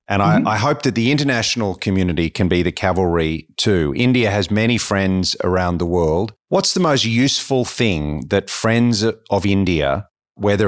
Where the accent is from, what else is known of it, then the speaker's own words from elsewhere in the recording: Australia; as an Australian